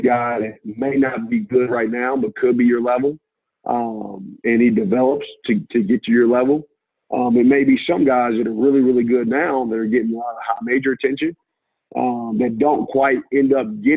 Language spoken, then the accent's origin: English; Indianapolis, Indiana, United States; moved away as an adult; now in Toledo, United States; I'm from Indianapolis